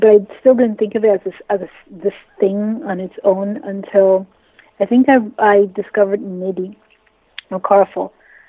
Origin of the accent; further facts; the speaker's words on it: Nigeria; I'm a writer and editor. I'm Nigerian. I live in Nigeria right now.